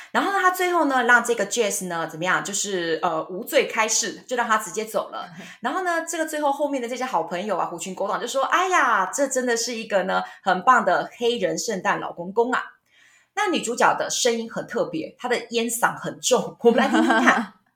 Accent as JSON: {"language": "Chinese", "country": "Taiwan", "said": "我们台湾人不知道为什么都会有这种问题"}